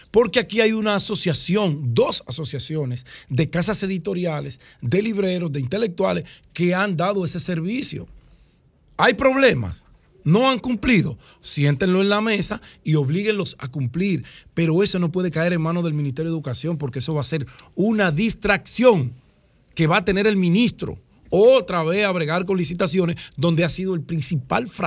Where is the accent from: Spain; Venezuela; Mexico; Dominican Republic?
Dominican Republic; Ahora, lo que nosotros no podemos como sociedad dominicana es seguir permitiendo que la delincuencia nos siga robando la paz y la vida de la gente seria, la gente que trabaja.